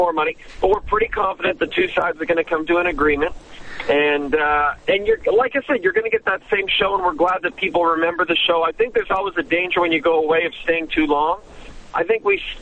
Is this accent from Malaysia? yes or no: no; Canada; moved away as an adult; now in Los Angeles, United States; Growing up in Canada